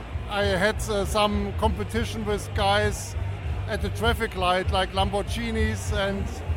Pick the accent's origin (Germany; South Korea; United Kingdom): Germany; We come from Germany.